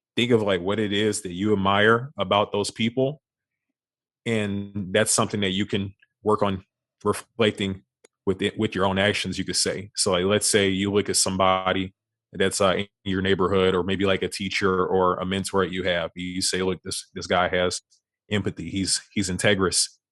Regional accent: Beaumont, Texas, United States; moved away as an adult; now in Houston, United States; I was born and raised in Beaumont, Texas

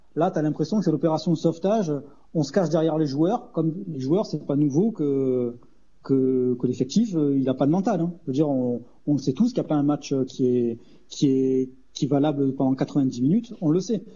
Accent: Arles, Provence-Alpes-Côte d'Azur, France; je suis d'Arles. Voilà, on a grandi avec les, avec les éditos de Thierry Muratel

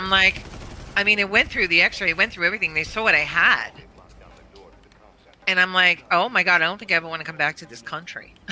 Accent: Pennsylvania, United States; But I said, okay, so you're from New York and I'm from Pennsylvania.

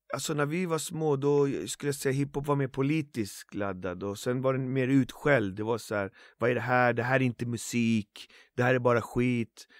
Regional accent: Botkyrka, Stockholm County, Sweden; det finns en bänk i Alby som där jag började rappa där jag kommer ifrån, från min gata

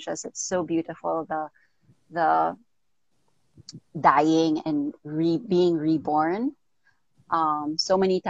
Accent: Philippines; also born or lived in United States / Daly City, California; I was born in the States, but I was raised here in the Philippines

